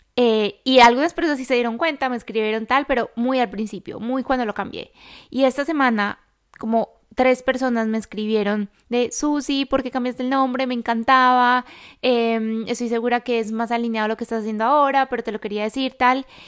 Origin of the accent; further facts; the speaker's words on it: Colombia; now in Madrid, Spain; yo vivo en Madrid, yo soy colombiana